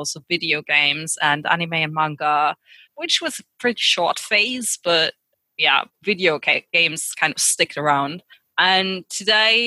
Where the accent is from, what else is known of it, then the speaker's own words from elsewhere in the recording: near Cologne, North Rhine-Westphalia, Germany; From Germany, near Cologne.